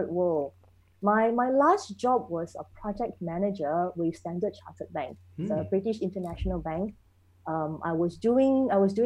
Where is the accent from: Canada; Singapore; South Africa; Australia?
Singapore; also born or lived in Germany; I'm a second generation Singaporean, born and bred, grew up here.